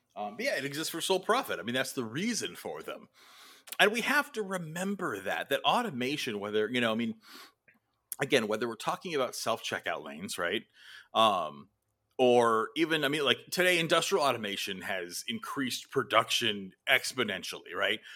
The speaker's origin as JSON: {"language": "English", "country": "United States", "said": "us as Americans"}